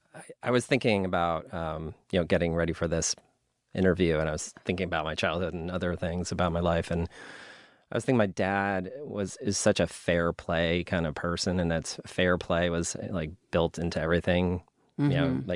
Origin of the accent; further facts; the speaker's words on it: New York, United States; So I grew up in New York, upstate, and Saratoga Springs is an outdoor venue, and that's where I saw it.